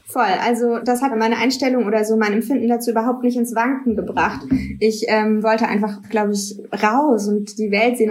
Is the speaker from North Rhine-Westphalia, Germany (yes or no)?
no; near Stuttgart, between the Black Forest and Stuttgart, Baden-Württemberg, Germany; moved away as an adult; now in Cologne, Germany; Ich komme aus der Nähe von Stuttgart, zwischen Schwarzwald und Stuttgart eigentlich. So ein ganz kleines 300 Seelen Kuhkaff